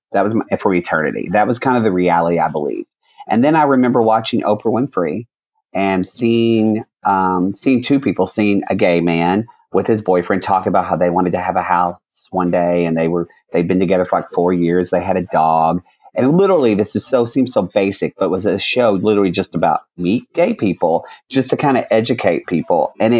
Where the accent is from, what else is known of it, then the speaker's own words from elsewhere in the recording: Oklahoma, United States; I grew up in Oklahoma